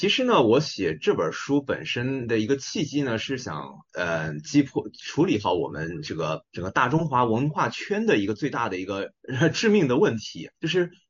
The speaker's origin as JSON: {"language": "Chinese", "country": "China", "said": "因为我们举几个很简单的例子，就是我们中国人的菜谱烧菜啊。那一般来说呢，咱们中国的这个文化里面说菜谱烧怎么烧菜呢"}